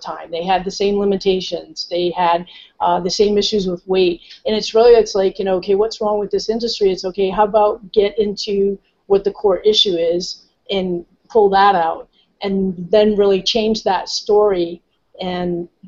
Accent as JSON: {"language": "English", "region": "Rhode Island", "country": "United States", "moved": "as an adult", "lives_now": "California, United States", "said": "I'm originally from the East Coast in Rhode Island"}